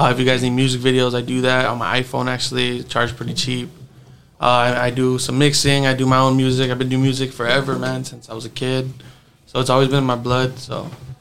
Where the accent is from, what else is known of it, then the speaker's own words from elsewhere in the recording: Harlingen, Texas, United States; I'm from Harlingen